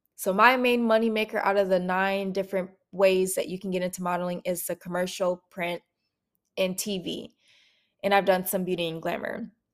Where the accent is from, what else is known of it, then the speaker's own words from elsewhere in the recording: Minneapolis, Minnesota, United States; moved away as an adult; now in Atlanta, United States; I'm from Minneapolis, Minnesota, born and raised.